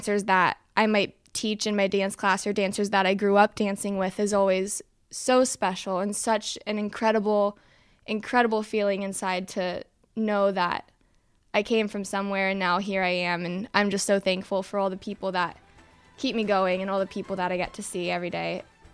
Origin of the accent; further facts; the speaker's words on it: Ohio, United States; We are in Cleveland, Ohio this week, which is pretty special for me because I'm actually from Ohio